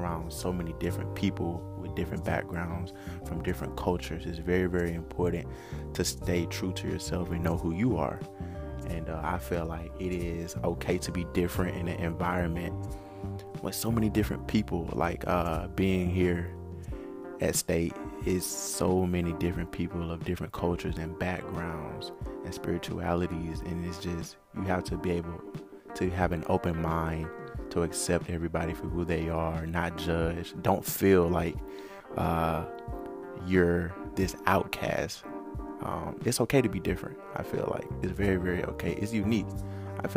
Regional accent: Atlanta, Georgia, United States; moved away as an adult; also born or lived in Macon, Mississippi; now in Mississippi, United States; I'm originally from Macon, Mississippi. However, I was groomed in the heart of Atlanta

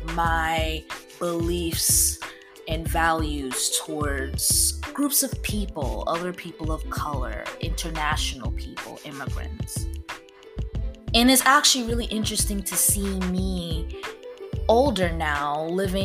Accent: East Coast, United States; now in the South, United States; I grew up on the East Coast

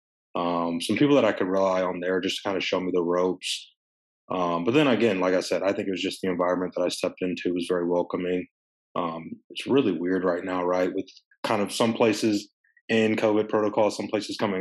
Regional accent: Evansville, Indiana, United States; moved away as an adult; now in Maryland, United States; I'm from Evansville

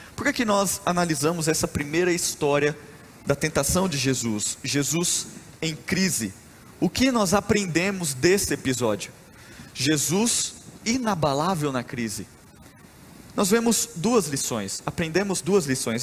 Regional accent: Rondonópolis, Mato Grosso, Brazil; Eu sou mato-grossense, eu nasci em Rondonópolis, no Mato Grosso

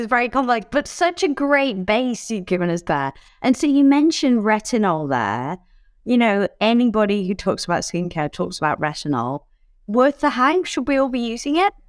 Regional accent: United Kingdom; now in Australia; As a Brit who lives in Australia

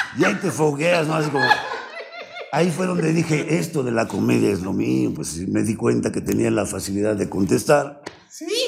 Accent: Mexico City, Mexico; also born or lived in Hidalgo / Paris; De niño me trajeron, de, brazos me trajeron a la Ciudad de México. Entonces, básicamente soy chilango, ah, original chilango.

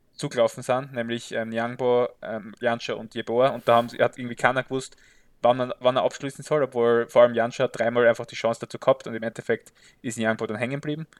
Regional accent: Graz, Styria, Austria; ich trage die schwarz-weißen Farben von Sturm natürlich äh, tief in meinem Herzen als Grazer

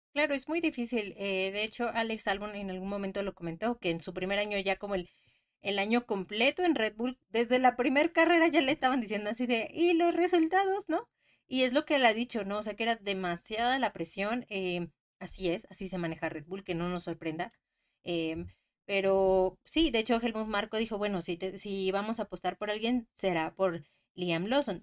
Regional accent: Mexico; soy mexicana

